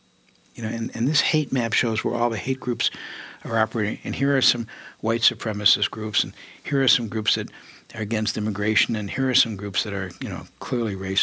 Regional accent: Detroit, Michigan, United States; moved away as an adult; also born or lived in San Francisco; I was born in Detroit, Michigan. I lived in Michigan for a long time

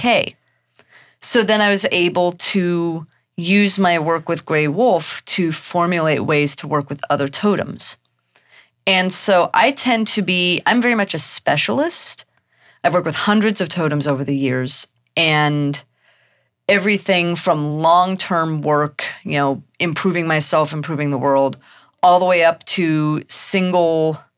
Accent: Missouri, United States; also born or lived in Germany / Texas; I was a military brat. I was born in Germany. We moved to the U.S. when I was very young, and I did most of my growing up in Texas and then mostly in Missouri.

